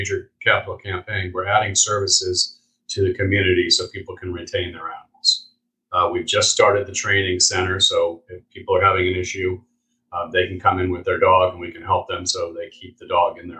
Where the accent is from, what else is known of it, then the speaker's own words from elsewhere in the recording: California, United States; moved away as an adult; also born or lived in New York area; now in Florida, United States; I grew up in California